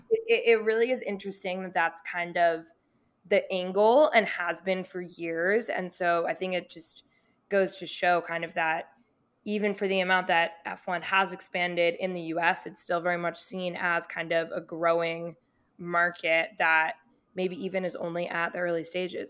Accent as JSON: {"language": "English", "town": "Boston", "region": "Massachusetts", "country": "United States", "tie": "born or raised there", "said": "I grew up in Boston"}